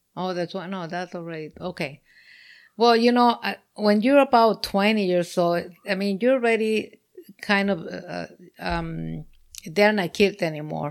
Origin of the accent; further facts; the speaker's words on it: Mexico; moved away; I'm from Mexico